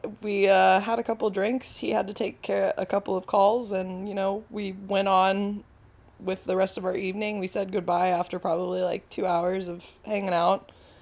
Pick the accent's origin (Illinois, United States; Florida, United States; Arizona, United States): Florida, United States; Tallahassee; I come from Tallahassee, Florida.